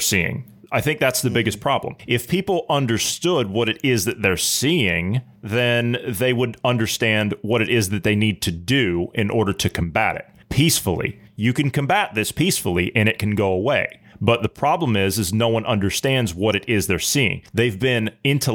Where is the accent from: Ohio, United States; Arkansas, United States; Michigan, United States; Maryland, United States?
Ohio, United States; my home state of Ohio